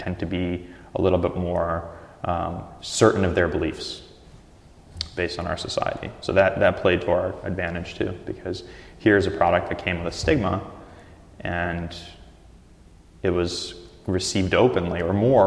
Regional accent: Russia; now in Portland, United States; My background's Russian, my family's Russian, I was born in Russia, so I grew up with like ethnic European style foods and meat

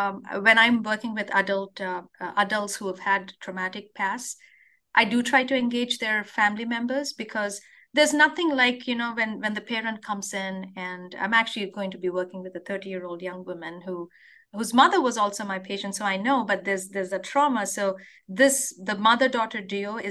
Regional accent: India; moved away as an adult; now in Wisconsin, United States; I grew up in India

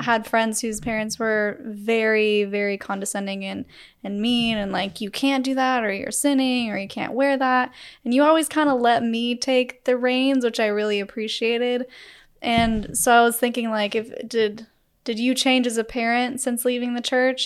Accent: Utah, United States; we grew up in Utah

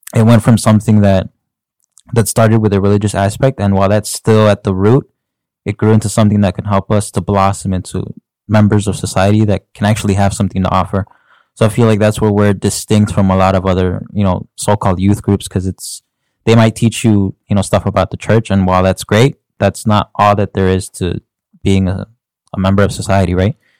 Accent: Chicago, Illinois, United States; I was born and raised in Chicago

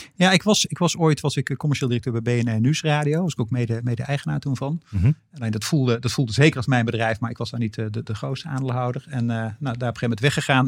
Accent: North Brabant, Netherlands; moved away as an adult; also born or lived in Antwerp / Randstad; ik was als Brabander

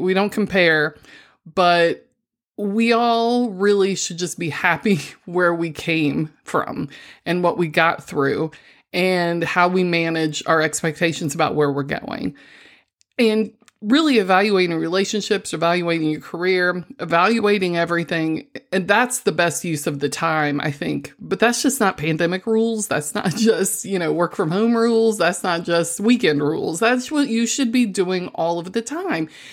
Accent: Missouri, United States; I'm from the Show Me State

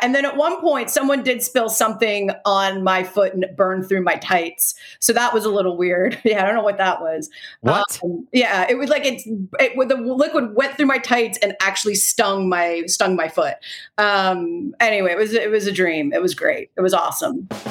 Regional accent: Delaware, United States; i'm from delaware

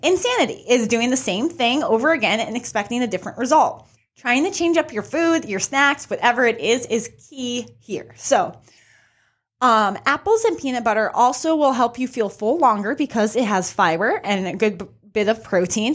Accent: New Mexico, United States; I'm from New Mexico, so I'm always representing New Mexico.

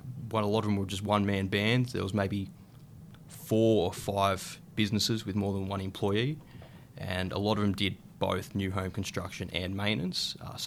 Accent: Ulladulla, New South Wales, Australia; So we're from Ulladulla, New South Wales, Australia, which is about 3 hours south of Sydney.

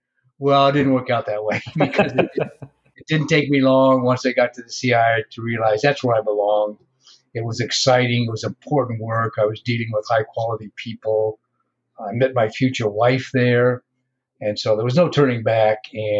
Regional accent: Iowa, United States; moved away; I'm from Iowa originally, small town. I went to the University of Iowa, studied mathematics and economics.

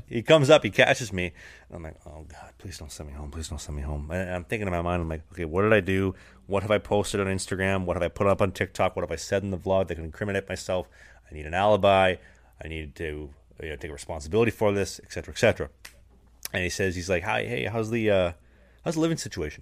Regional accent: Canada; moved away; I'm actually from Canada.

